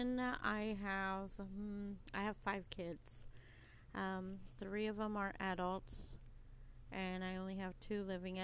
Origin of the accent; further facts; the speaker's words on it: Texas, United States; I'm from Texas, but I love Texas. It's my hometown